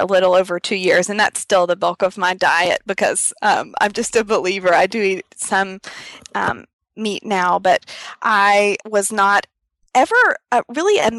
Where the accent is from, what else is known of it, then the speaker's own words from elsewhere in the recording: Milan, Tennessee, United States; in my hometown, I'm from a town of about 7,000 people, Milan, Tennessee